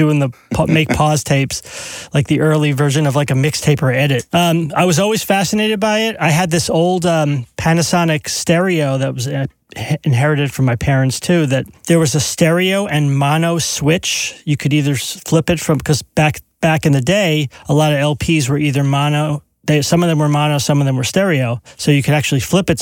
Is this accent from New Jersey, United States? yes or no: yes; East Brunswick, New Jersey, United States; two blocks from my house growing up in East Brunswick